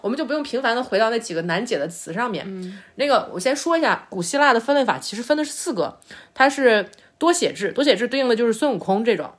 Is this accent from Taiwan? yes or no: no; China; 我们就是中国人最熟悉的这个这个文化范式嘛